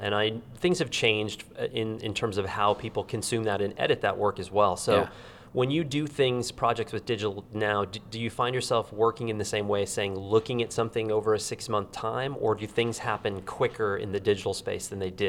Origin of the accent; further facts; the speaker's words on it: United States; as an American